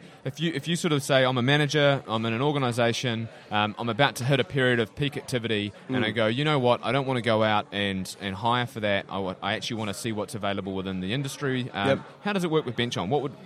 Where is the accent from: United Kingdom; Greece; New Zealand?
New Zealand; I'm from New Zealand.